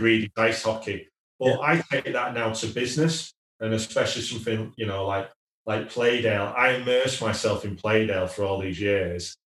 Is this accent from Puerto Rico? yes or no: no; Wigan, North West England, United Kingdom; I'm a working class lad. I was born in Wigan